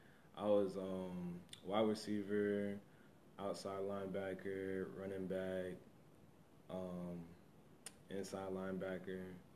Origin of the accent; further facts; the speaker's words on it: California, United States; moved away; I'm from California